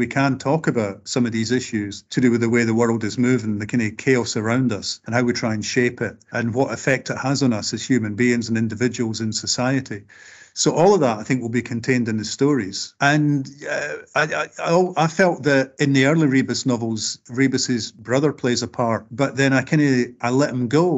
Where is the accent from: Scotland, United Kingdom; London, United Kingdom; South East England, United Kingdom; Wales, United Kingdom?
Scotland, United Kingdom; speaking as a working class Scot